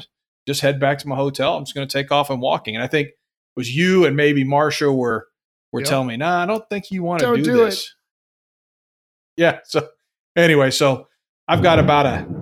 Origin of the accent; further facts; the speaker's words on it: Houston, Texas, United States; I'm from Houston